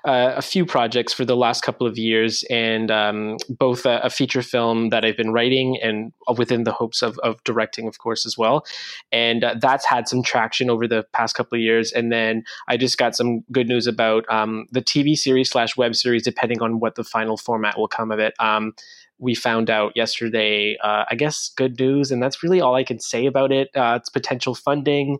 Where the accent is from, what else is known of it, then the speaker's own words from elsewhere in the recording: New Brunswick, Canada; first language French; English is a second language; while you were in my hometown